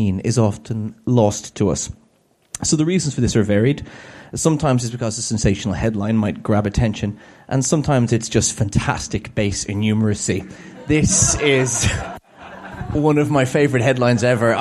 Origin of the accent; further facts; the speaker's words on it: Ireland; I'm Irish and we tend to speak at that kind of rate